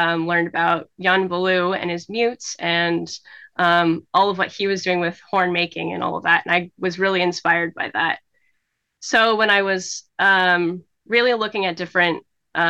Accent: Huntington Beach, California, United States; I grew up in Southern California, in Huntington Beach

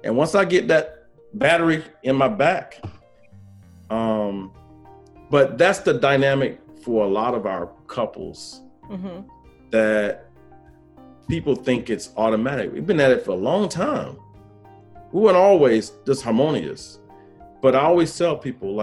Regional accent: South Carolina, United States; now in North Carolina, United States; I'm from South Carolina, but I live in North Carolina

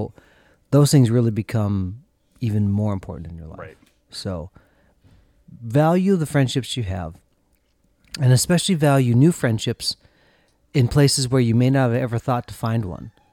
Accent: central Minnesota, United States; also born or lived in South Korea; Josh and I both grew up in central Minnesota

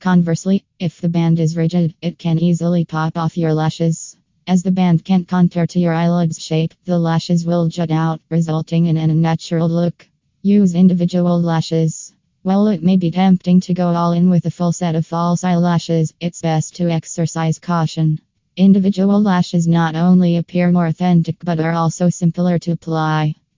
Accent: California, United States; from California and USA.

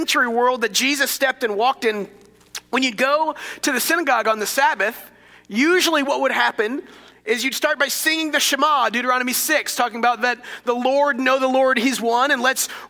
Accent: Dallas, Texas, United States; I grew up Methodist in Dallas

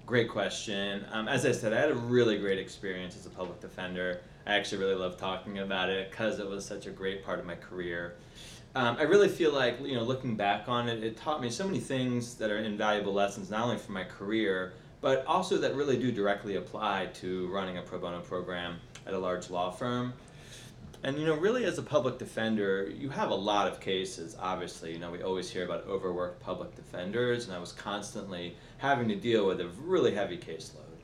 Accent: Baltimore, Maryland, United States; now in Washington, DC, United States; I'm a proud native of Baltimore, Maryland

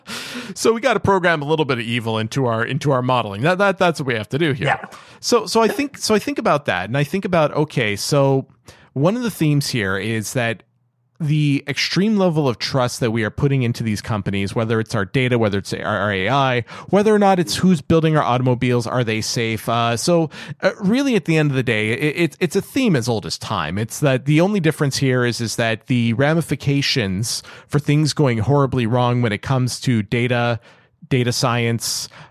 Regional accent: Canada; I'm Canadian

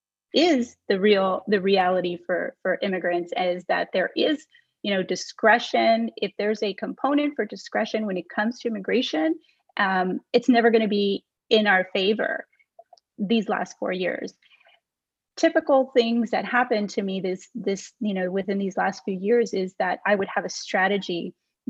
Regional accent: Texas, United States; I grew up in Texas. I'm from here. My family's from here

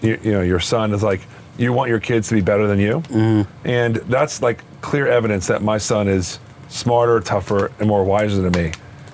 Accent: Freehold, New Jersey, United States; moved away; also born or lived in Teaneck, New Jersey / Spring Lake Heights, New Jersey; I'm a Freehold guy. Yeah. And that's where I grew up on Eltonville Road.

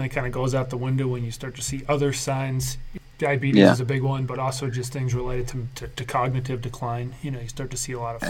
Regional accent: Connecticut, United States; I'm from Connecticut.

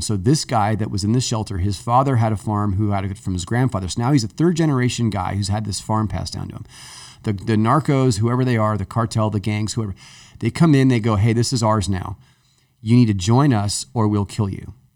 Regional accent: Southern California, United States; growing up in Southern California

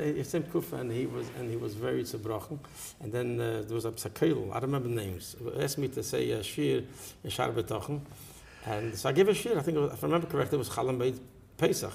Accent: New York City, New York, United States; I grew up in Borough Park

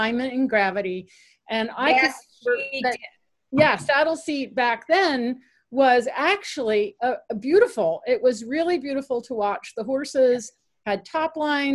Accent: Connecticut, United States; when I was a kid growing up in Connecticut

